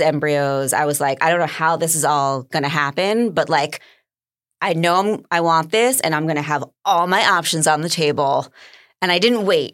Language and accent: English; New York, United States; I'm a New Yorker